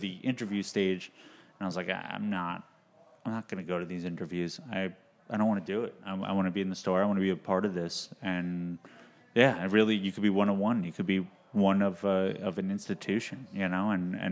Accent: New York City, New York, United States; also born or lived in Boston

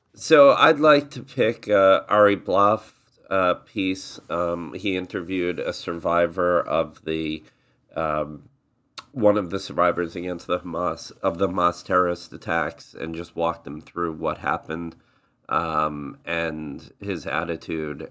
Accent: southern New Jersey, United States; also born or lived in New York; I grew up in southern New Jersey, the the Eagles part of New Jersey, um, as a kid

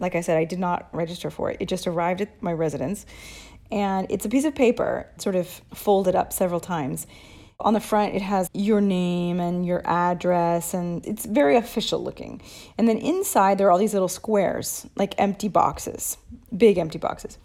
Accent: United States; also born or lived in Arizona; now in Italy; my perspective as an American

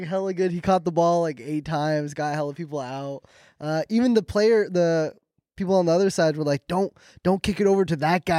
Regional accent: Sacramento, California, United States; I'm from Sacktown.

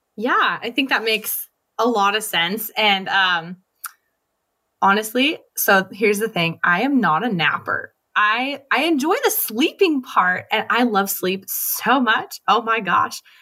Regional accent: Los Angeles, California, United States; I'm from Los Angeles. I lived at the beach in our flip-flops all the time

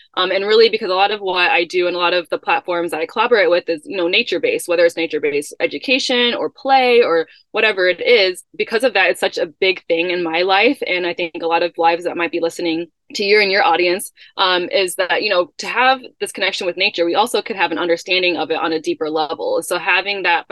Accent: Chicago, Illinois, United States; moved away; that's where I grew up in Chicago

